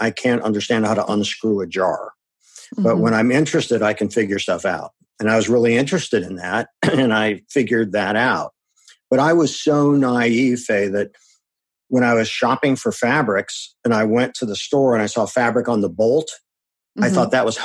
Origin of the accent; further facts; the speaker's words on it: Akron, Ohio, United States; moved away as an adult; also born or lived in Madison, Wisconsin; I grew up in Akron, Ohio.